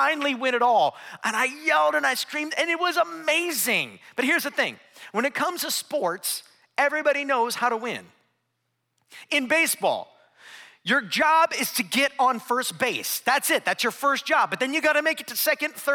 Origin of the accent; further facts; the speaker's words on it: Akron, Ohio, United States; moved away; I grew up in Northeast Ohio. I actually grew up right outside of a little town called Akron, Ohio